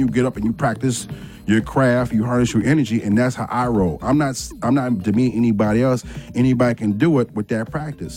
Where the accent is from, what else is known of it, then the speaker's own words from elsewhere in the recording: Chicago, Illinois, United States; I'm from Chicago.